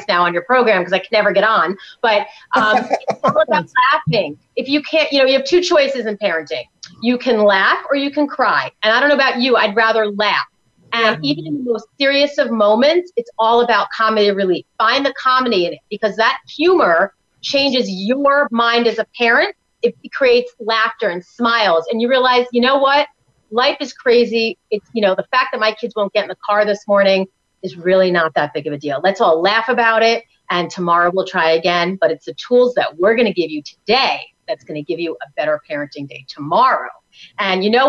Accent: New York, United States; now in Tampa, United States; I'm from New York

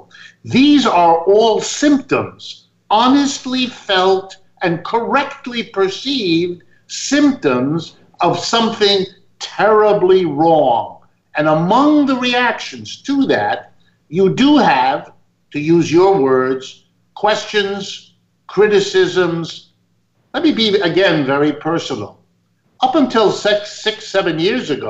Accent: Youngstown, Ohio, United States; I was born in the middle of the United States, my hometown where I was born, Youngstown, Ohio

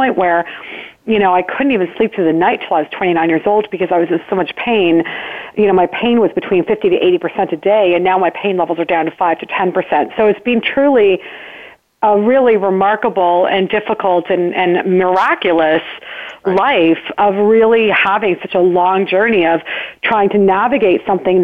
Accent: Burlington, Ontario, Canada; I was born and raised in Burlington, Ontario, Canada

